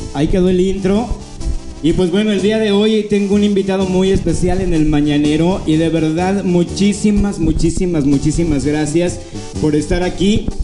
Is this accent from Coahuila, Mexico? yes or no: no; San Gabriel, Jalisco, Mexico; also born or lived in Guadalajara; soy eh, de, aquí de San Gabriel